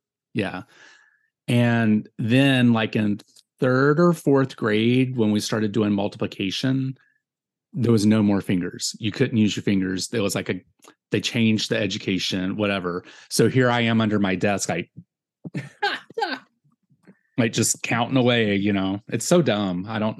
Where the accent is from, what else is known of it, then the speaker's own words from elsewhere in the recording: Virginia, United States; I'm from Virginia.